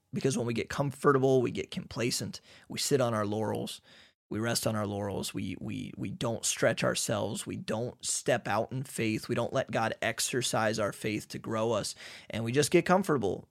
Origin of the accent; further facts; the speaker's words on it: United States; moved away as an adult; now in Hungary; we're from America.